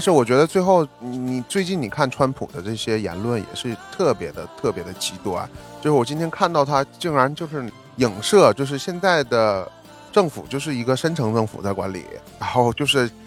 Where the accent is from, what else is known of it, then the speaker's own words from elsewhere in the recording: Shenyang, Liaoning, China; moved away as an adult; now in New York, United States; 我出生在那么冷的地方，所以我在沈阳的时候